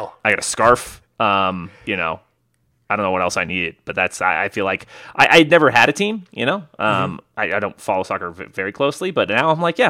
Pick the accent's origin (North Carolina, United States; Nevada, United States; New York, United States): Nevada, United States; Las Vegas; Anytime we say Las Vegas, everyone's pumped by that, right?